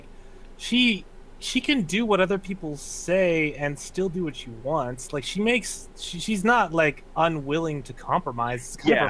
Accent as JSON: {"language": "English", "town": "Pittsburgh", "region": "Pennsylvania", "country": "United States", "said": "I'm from Pittsburgh."}